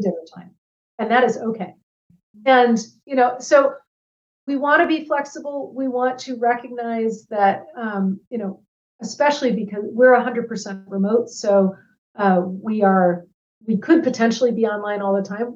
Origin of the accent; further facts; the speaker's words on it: Ann Arbor, Michigan, United States; moved away as an adult; also born or lived in West Africa / Washington, D.C. area; I grew up in Ann Arbor, Michigan. Um, and I left when I was 18